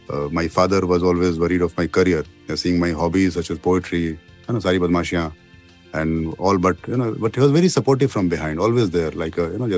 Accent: Bihar, India; also born or lived in Jharkhand; I was born in Chhapra, uh, you know, in Bihar, where I never went till I was 25 years of age. Then, due to my father's frequent postings to different small towns in Bihar, Jharkhand

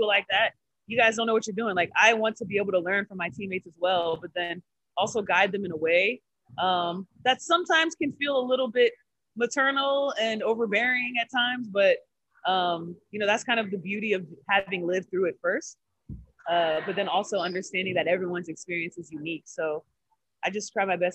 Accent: Texas, United States; now in Los Angeles, United States; we're both from Texas

